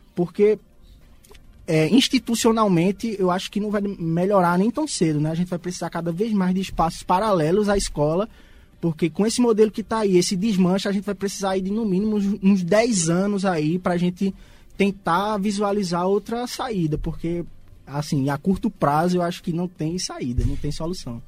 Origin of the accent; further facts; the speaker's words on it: Garanhuns, Pernambuco, Brazil; a gente saiu de Garanhuns para o Recife